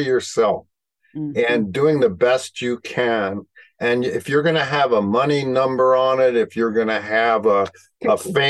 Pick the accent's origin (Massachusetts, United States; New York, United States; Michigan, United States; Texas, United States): New York, United States; New York City; I grew up in Brooklyn when Brooklyn was Brooklyn, and I had a police sergeant for a father.